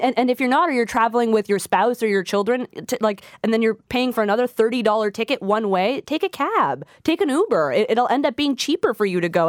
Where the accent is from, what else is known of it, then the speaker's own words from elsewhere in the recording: Quebec, Canada; I'm from Quebec